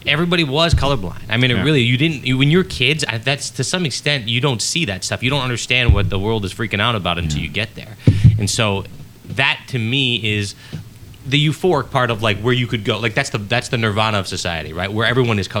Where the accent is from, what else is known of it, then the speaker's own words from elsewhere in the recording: Southfield, Michigan, United States; I grew up in Southfield